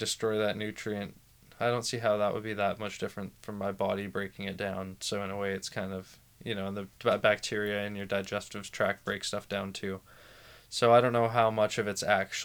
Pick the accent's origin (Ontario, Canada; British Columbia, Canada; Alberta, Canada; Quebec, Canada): British Columbia, Canada; Vancouver; I was born in Vancouver in 1996. I grew up in Vancouver.